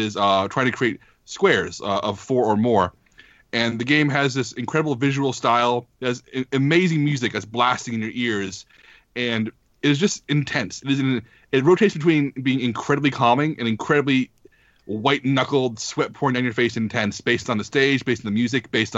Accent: Texas, United States; I'm from Texas

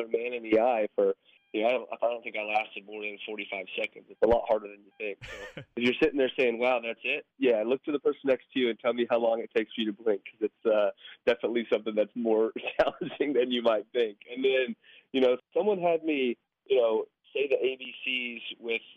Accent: Colorado, United States; moved away as an adult; now in Kansas, United States; growing up in Colorado, you know, I was around the Denver Broncos.

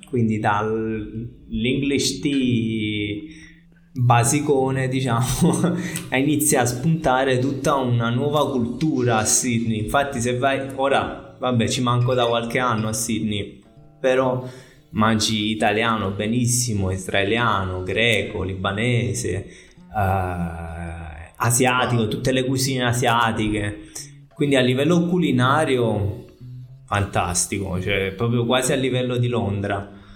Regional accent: Piano di Sorrento, Campania, Italy; moved away as an adult; also born or lived in Netherlands / Scotland / Australia / Brazil; io sono di qua, sono nato, sono nato, e cresciuto qua, a Piano di Sorrento

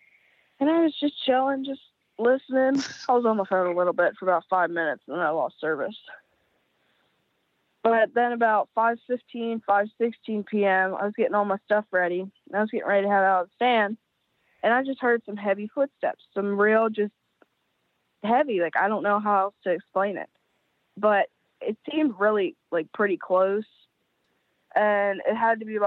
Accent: Dauphin, PA, Pennsylvania, United States; I am from Dawson, PA, right at the bottom of Peters Mountain, right off the Appalachian Trail.

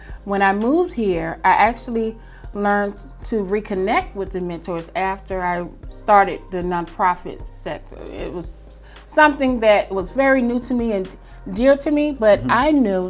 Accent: Vicenza, Veneto, Italy; born there; also born or lived in Panama / South Carolina / New Mexico / California; I was born in Italy, in Vicenza, Italy, on a military base where my father served in the Air Force.

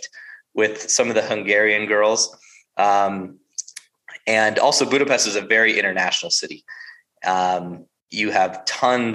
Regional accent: United States; being an American

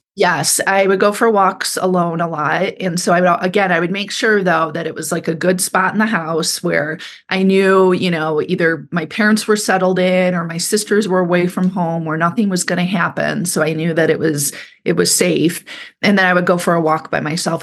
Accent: Kalamazoo, Michigan, United States; moved away as an adult; also born or lived in San Francisco; I grew up in Michigan, and I grew up downstate in, outside of Kalamazoo, Michigan

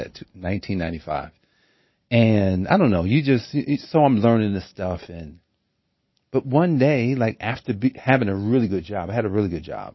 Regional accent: Newark, New Jersey, United States; I grew up in Newark, New Jersey

